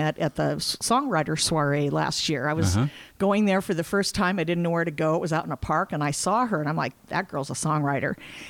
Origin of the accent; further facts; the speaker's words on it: Chicago, Illinois, United States; now in Oregon, United States; But I was born in Chicago